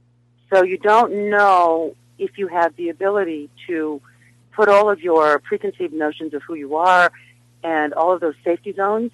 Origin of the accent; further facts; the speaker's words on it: Nebraska, United States; moved away; I'm from Nebraska.